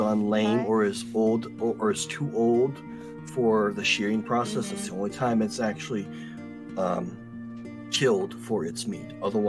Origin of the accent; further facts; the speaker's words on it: Georgia, United States; accent: Southern drawl; moved away; I'm from Georgia. Sometimes you'll hear me come out with that Southern drawl.